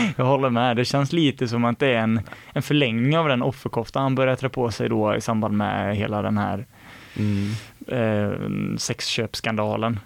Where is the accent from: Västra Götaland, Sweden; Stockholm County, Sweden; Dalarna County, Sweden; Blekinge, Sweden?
Västra Götaland, Sweden; Mark Municipality; Marks kommun då där vi är från